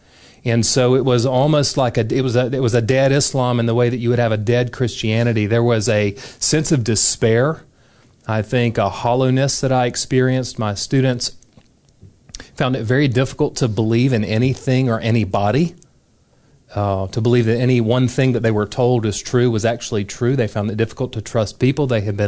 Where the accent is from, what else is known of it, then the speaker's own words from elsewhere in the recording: Deep South, United States; I grew up in the Deep South and stayed there and had never left the country.